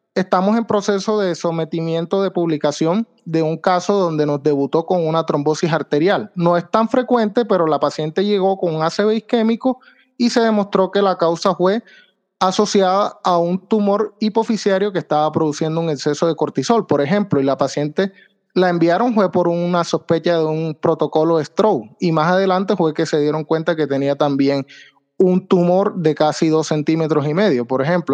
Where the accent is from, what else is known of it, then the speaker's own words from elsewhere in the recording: San Juan Nepomuceno, Bolívar, Colombia; moved away as an adult; also born or lived in Santa Marta / Santander / Cartagena / Sincelejo; now in Medellín, Colombia; Yo soy de San Juan Nepomuceno Bolívar